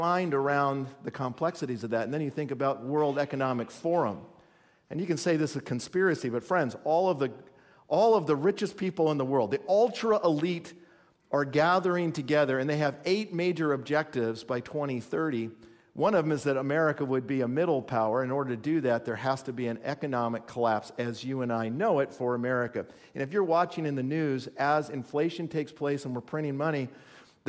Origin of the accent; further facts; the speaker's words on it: California, United States; now in Minnesota, United States; I was born in California